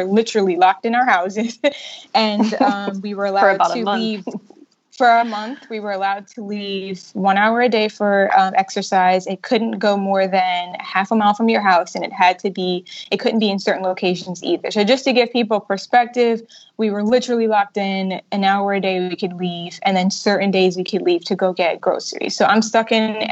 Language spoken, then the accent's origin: English; New York City, New York, United States; moved away as an adult; now in Bermuda; I am originally from New York City, and I recently moved back to Bermuda